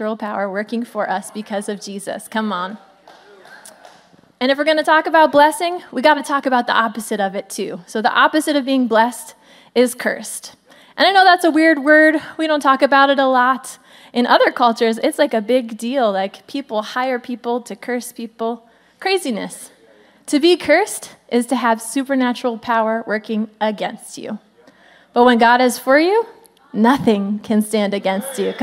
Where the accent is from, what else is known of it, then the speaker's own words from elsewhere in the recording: Pennsylvania, United States; I'm from Pennsylvania, if you didn't know that. Still live there.